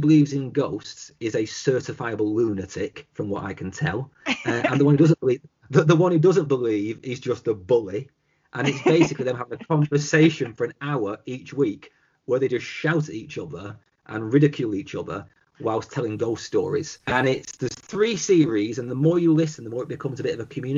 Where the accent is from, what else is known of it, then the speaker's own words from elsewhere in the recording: the north of England, United Kingdom; the way we in the north are